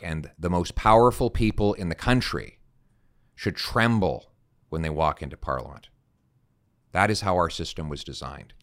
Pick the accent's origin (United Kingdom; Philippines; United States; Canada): Canada; Calgary, Alberta; my dad is a French Canadian from Saskatchewan, and I grew up in Calgary.